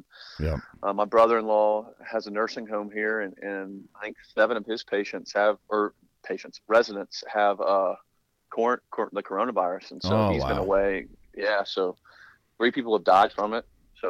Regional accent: Georgia, United States; You know, I'm back home, my home state of Georgia, down in South Georgia, where I love.

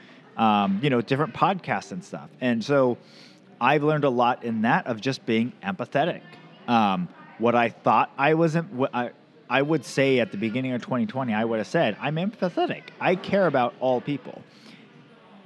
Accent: the Northwest, Pacific Northwest, United States; I grew up in the Northwest

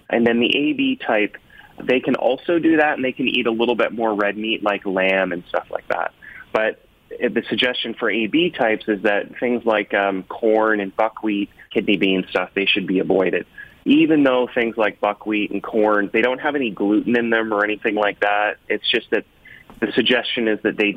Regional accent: Canada; I'm like a Canadian who likes the Jays and the Leafs

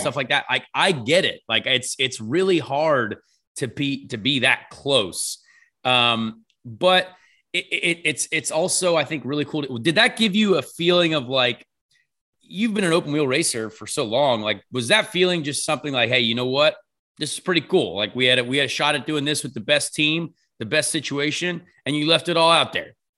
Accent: United States; we're American

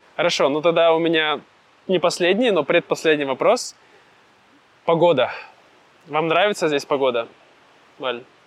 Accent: Siberia, Russia; now in Vietnam; я из Сибири, и мне нравится, когда есть зимой снег

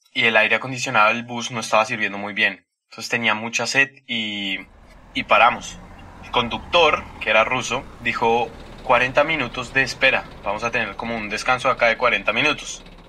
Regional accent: Colombia; moved away as an adult; now in Russia; soy de Colombia, tengo 21 años. Vivo ya hace 4 años en Rusia.

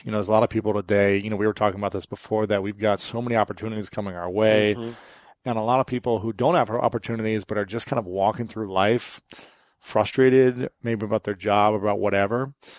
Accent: Ohio, United States; I'm from Ohio

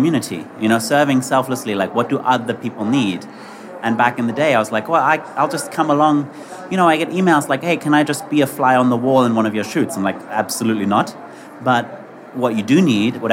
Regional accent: England, United Kingdom; now in New York, United States; So I grew up in England and I live in New York now.

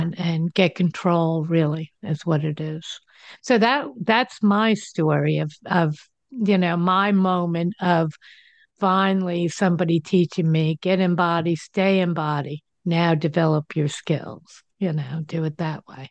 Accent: New Jersey, United States; now in Denver, United States; I live in Denver. I grew up in New Jersey.

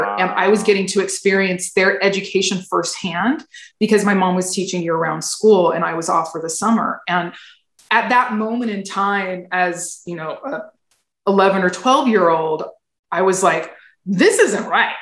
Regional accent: rural Fresno County, California, United States; also born or lived in Sacramento area; I was raised in the Fresno area, actually in the rural Fresno County

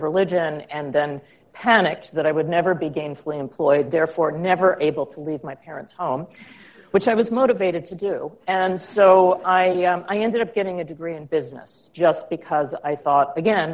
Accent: outside of Baltimore, Maryland, United States; I grew up outside of Baltimore and in an area that now is more developed, but the time I grew up was rural.

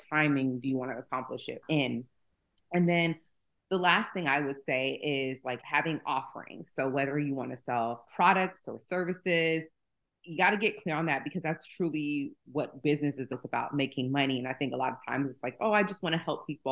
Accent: Atlanta, Georgia, United States; also born or lived in Bronx, New York; I was born in the Bronx, raised in Atlanta.

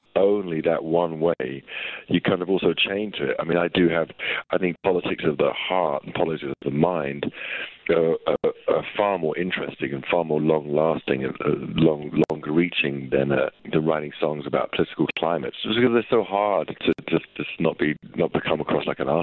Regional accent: London, United Kingdom; where I grew up in North London

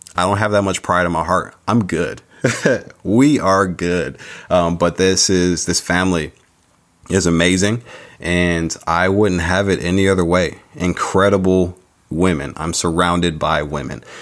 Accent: San Diego, California, United States; also born or lived in Chicago, Illinois; I was born in Chicago Chi Town, but raised out in San Diego

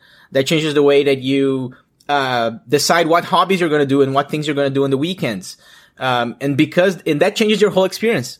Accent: Brazil; English is a second language; moved away as an adult; now in Toronto, Canada; I'm from Brazil

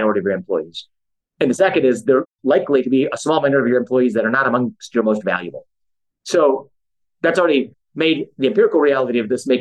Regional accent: United States; as an American

